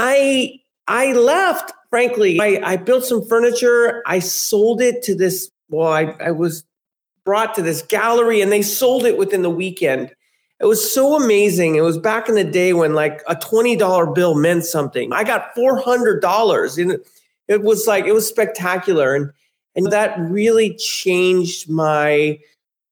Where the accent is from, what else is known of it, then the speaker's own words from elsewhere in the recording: San Francisco, California, United States; I grew up in San Francisco